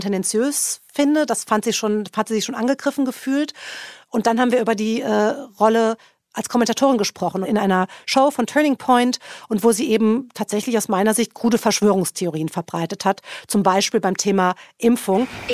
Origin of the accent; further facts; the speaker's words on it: Germany; now in Washington, United States; als Deutscher